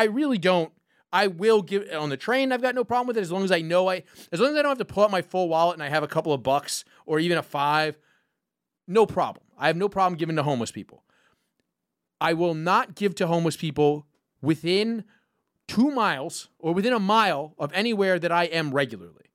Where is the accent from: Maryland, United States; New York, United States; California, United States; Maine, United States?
New York, United States; I'm from New York. Um, I grew up around all sorts of different people